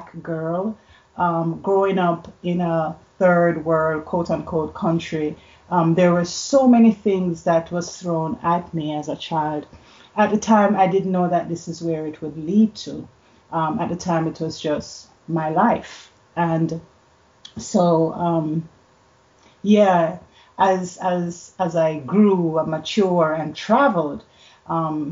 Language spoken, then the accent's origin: English; Jamaica; now in Canada; I grew up in Jamaica